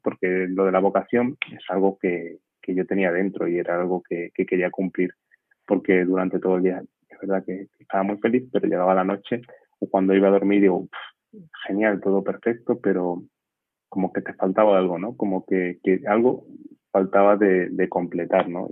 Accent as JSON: {"language": "Spanish", "town": "Castañar de Ibor", "region": "Extremadura", "country": "Spain", "said": "soy extremeño de un pueblecito que se llama Castañar de Ibor"}